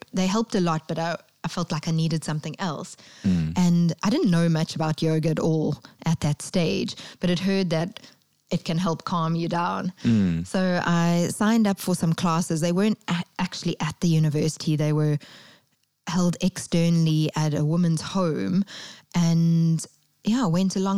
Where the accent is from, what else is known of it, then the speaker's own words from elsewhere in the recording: Durban, KwaZulu-Natal, South Africa; moved away as an adult; also born or lived in London; I went back to my hometown of Durban